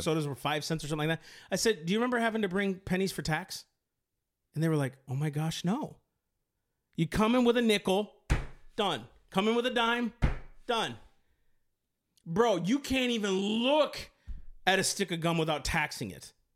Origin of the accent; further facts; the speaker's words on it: United States; I'm an American